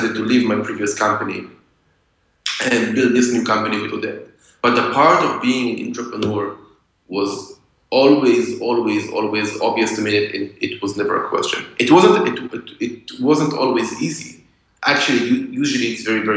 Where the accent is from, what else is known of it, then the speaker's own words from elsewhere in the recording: Israel; I grew up in Israel, so after school, you go to the army